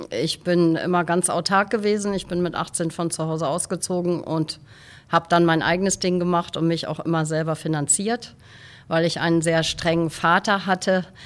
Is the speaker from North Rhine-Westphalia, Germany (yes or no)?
no; Westerland, Schleswig-Holstein, Germany; moved away as an adult; also born or lived in California; now in Husum, Germany; Ich bin in Westerland auf Sylt geboren